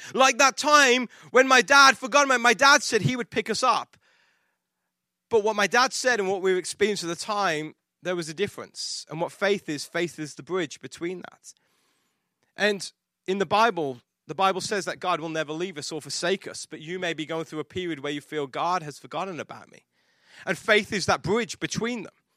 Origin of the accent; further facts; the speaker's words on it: England, United Kingdom; moved away; I'm English